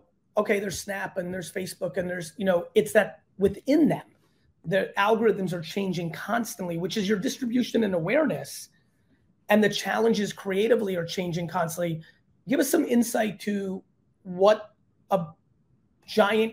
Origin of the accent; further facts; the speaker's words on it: New Jersey, United States; also born or lived in Belarus; Jersey via Belarus